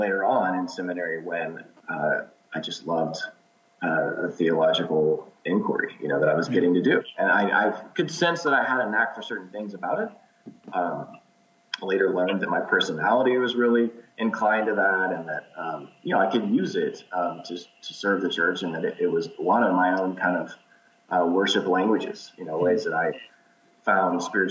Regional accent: Texas, United States; also born or lived in Corpus Christi, Texas / Austin, Texas; I'm from Texas. Grew up in Corpus Christi and Austin from about age 13 on

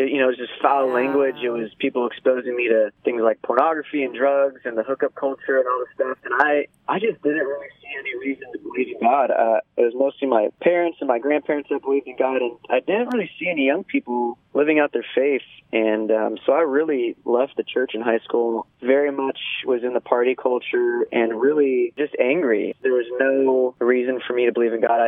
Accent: Ventura, California, United States; I grew up in Ventura, which is right by the beach

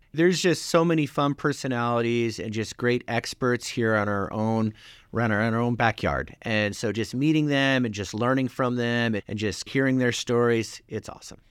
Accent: Lander, Wyoming, United States; moved away as an adult; I grew up in Lander, graduated class of 96

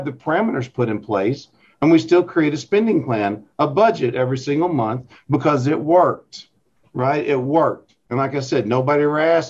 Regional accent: North Little Rock, Arkansas, United States; I work in West Little Rock, but I'm from North Little Rock, right? Dogtown, baby. So that's where I grew up

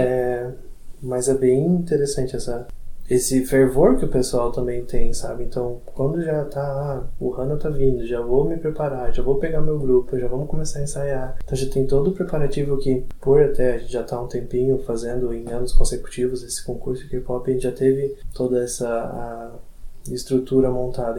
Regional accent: Barra Velha, Santa Catarina, Brazil; eu sou de Barra Velha

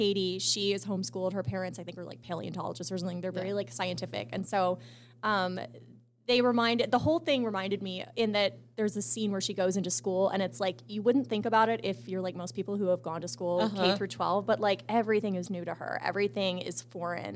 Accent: Rockville, Maryland, United States; moved away as an adult; also born or lived in Arizona; But I grew up in a suburb of Washington, D.C. It's mm-hmm. called Rockville, Maryland. And I lived there till I was 18

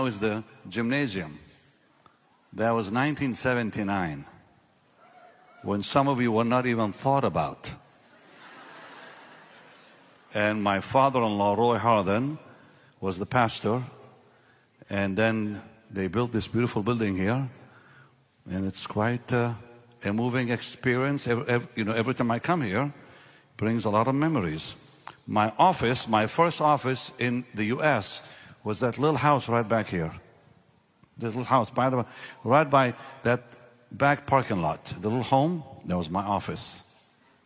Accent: Israel; moved away; I'm from Israel

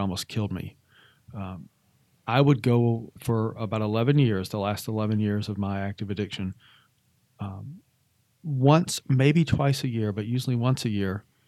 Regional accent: Atlanta, Georgia, United States; moved away as an adult; also born or lived in Arizona / Montana / Washington State / Oregon; was born and raised in Atlanta, Georgia.

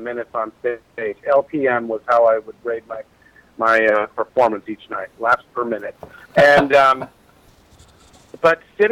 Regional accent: Santa Cruz, California, United States; now in Los Angeles area, United States; I grew up in Santa Cruz with Shakespeare Santa Cruz

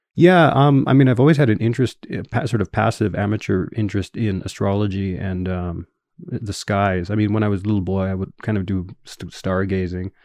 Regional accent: Winnipeg, Manitoba, Canada; accent: Canadian English; first language English; moved away as an adult; also born or lived in Edmonton, Canada / Tokyo, Japan; I'm originally from a city called Winnipeg, which is north of North Dakota

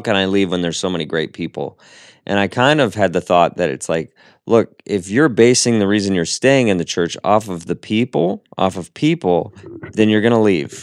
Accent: Seattle, Washington, United States; I'm from Seattle

